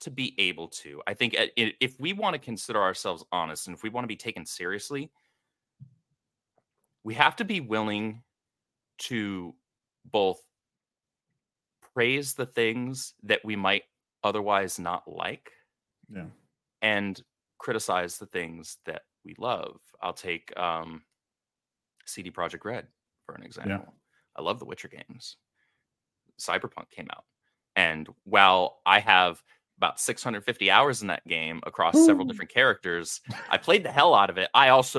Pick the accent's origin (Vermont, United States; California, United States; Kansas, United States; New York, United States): California, United States; And I grew up in the Bay Area, California, for like 22 years.